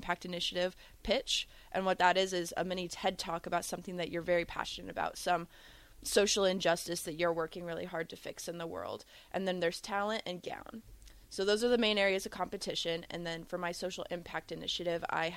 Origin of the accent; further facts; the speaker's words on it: Lincoln, Nebraska, United States; I'm a Lincolnite, born and raised